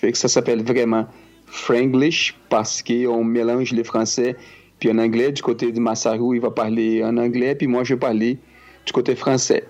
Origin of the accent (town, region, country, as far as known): Brazil; first language Portuguese; French is a second language; moved away as an adult; now in Quebec, Canada